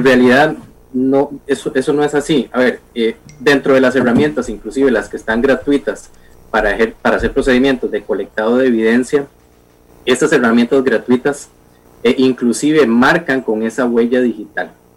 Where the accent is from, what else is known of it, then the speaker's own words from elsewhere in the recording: Costa Rica; como ciudadano costarricense